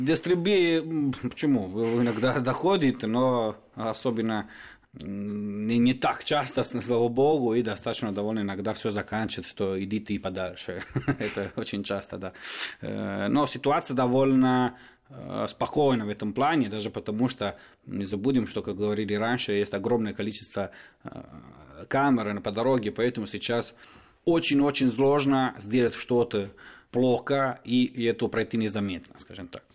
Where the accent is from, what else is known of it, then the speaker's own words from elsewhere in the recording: Turin, Piedmont, Italy; Russian is a second language; moved away; из Турина, мой родной город